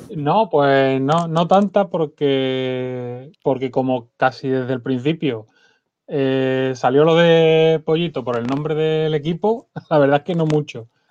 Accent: Seville, Andalusia, Spain; yo soy de Sevilla

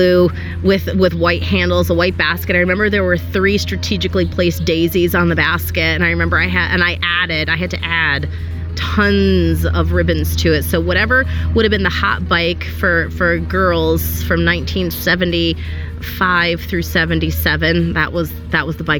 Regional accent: Wethersfield, Connecticut, United States; I am a resident of Wethersfield. I grew up here

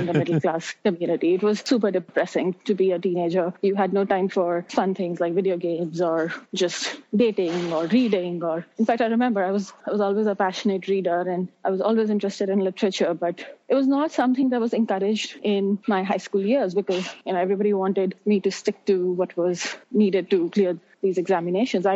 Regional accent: Delhi, India; also born or lived in Mumbai / Columbia (New York); I was born in Delhi. I spent some of my childhood years in the city of Mumbai, but most of my education was in Delhi.

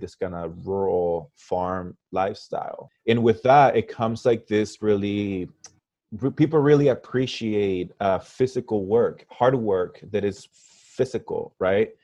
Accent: Parral, Chihuahua, Mexico; moved away; also born or lived in Ulysses, Kansas, United States; Parral, where I grew up, I, I really grew up with the mentality of being a small town guy. But then I moved from Parral to Ulysses Kansas

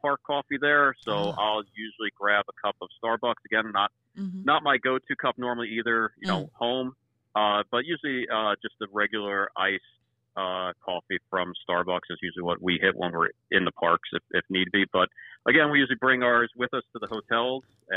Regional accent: East Coast, United States; growing up on the East Coast

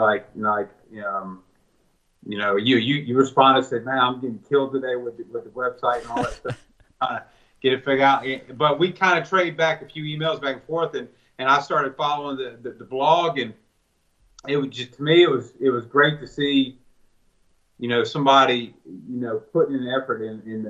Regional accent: Ocean Springs, Mississippi, United States; I'm from Ocean Springs.

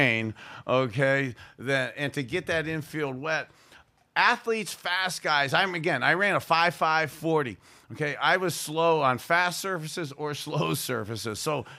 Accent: Youngstown, Ohio, United States; As a little boy growing up in Youngstown, to have been able to go to Cleveland Municipal Stadium as a junior high school guy

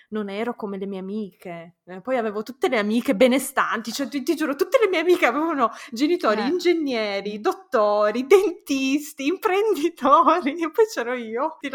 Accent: Italy; Io quando ero ragazzina, crescendo in Italia, pensavo se solo fossi italiana, se solo fossi nata in Italia, sarei la persona più felice del mondo.

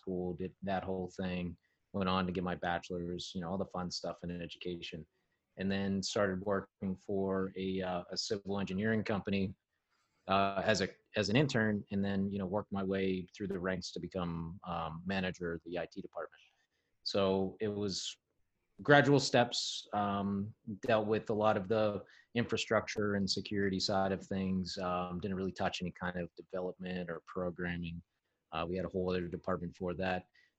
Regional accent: Pittsburgh, Pennsylvania, United States; I grew up in Pittsburgh, been living in Pittsburgh, lived outside of the Pittsburgh area, kind of east of the city.

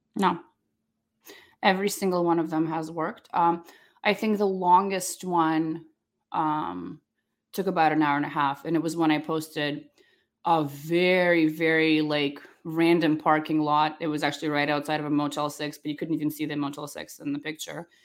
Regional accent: Charlotte, North Carolina, United States; also born or lived in Ukraine / Russia; I, uh, was born in Ukraine, and I grew up in Charlotte, North Carolina, but before, uh, we moved there, when I was a little girl

